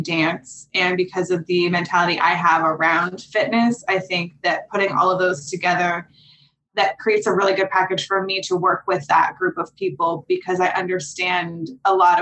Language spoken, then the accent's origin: English; Pittsburgh, Pennsylvania, United States; moved away as an adult; now in Los Angeles, United States; I grew up in Pittsburgh, Pennsylvania.